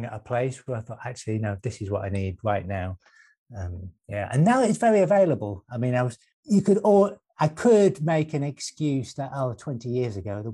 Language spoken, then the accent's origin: English; Manchester, North West England, United Kingdom; moved away; also born or lived in Brighton; I'm actually originally from Manchester as well